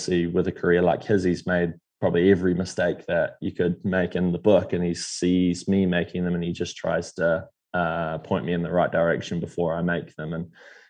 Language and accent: English; Taupo, Waikato, New Zealand; I grew up in Taupo where Bevan Doherty's from